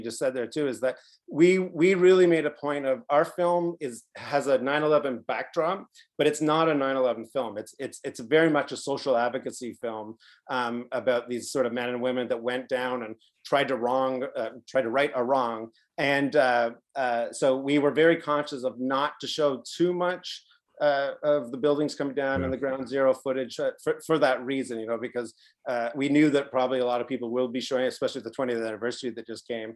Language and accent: English; Canada; we're from Canada